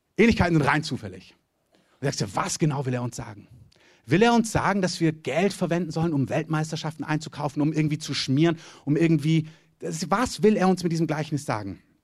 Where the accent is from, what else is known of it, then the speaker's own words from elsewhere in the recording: Southern Germany, Germany; ich komme aus dem Süden Deutschland